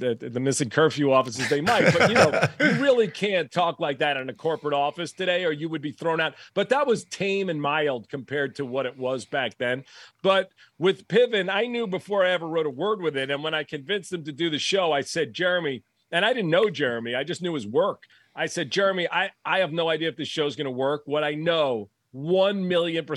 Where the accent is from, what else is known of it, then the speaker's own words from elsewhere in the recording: New York, United States; I grew up in New York